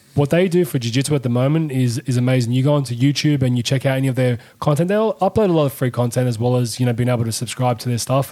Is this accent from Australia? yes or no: yes; Sydney, New South Wales, Australia; We know what exactly it was growing up in Sydney